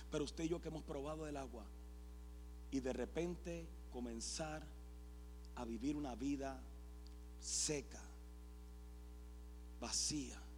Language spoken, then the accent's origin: Spanish; Puerto Rico; soy puertorriqueño